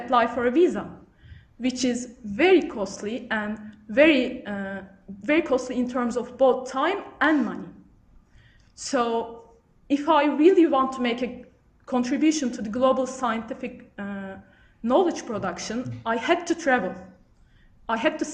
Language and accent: English; Turkey; first language Turkish; English is a second language; moved away as an adult; also born or lived in United Kingdom; I'm from Turkey where I also did my undergrad studies.